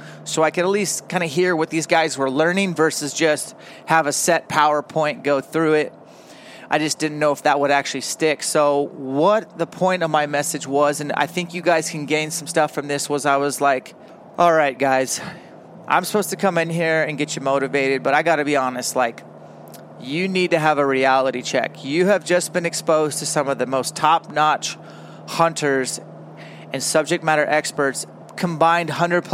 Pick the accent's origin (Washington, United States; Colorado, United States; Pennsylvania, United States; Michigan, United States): Washington, United States; Elk; I grew up in Elk, Washington for the first 7 or 8 years of my life